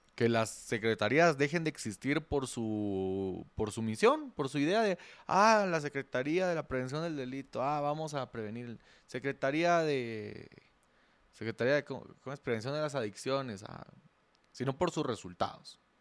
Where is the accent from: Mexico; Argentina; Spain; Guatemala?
Guatemala